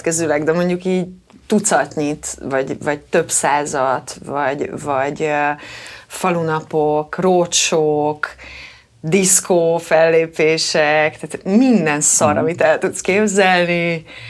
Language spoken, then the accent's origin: Hungarian; Kecskemét, Bács-Kiskun, Hungary